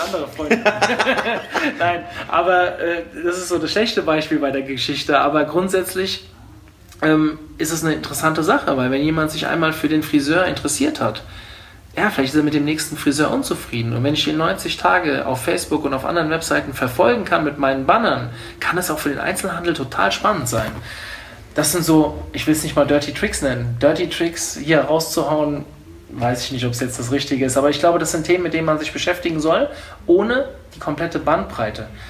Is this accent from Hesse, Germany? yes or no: yes; Hofheim am Taunus, Hesse, Germany; ich bin ja kein Wiesbadener, das habe ich ja eben schon gesagt. Ich komme eigentlich aus Hofheim